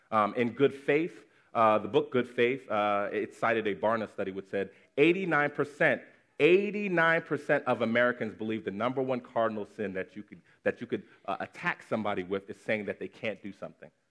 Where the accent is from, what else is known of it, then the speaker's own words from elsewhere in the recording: Nigeria; it's actually particularly triggering as a Nigerian child